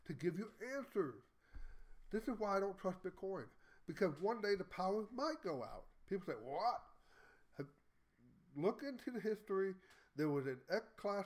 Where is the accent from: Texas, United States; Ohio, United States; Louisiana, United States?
Texas, United States; I'm a Texan